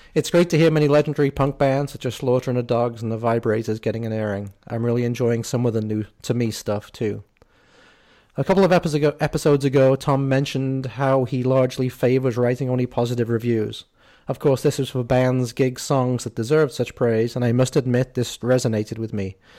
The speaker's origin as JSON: {"language": "English", "region": "England", "country": "United Kingdom", "said": "as an English person here"}